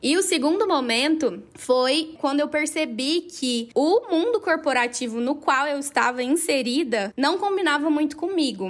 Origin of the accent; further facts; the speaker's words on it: interior of Minas Gerais, Brazil; moved away; eu vim de uma cidade lá do interior de Minas Gerais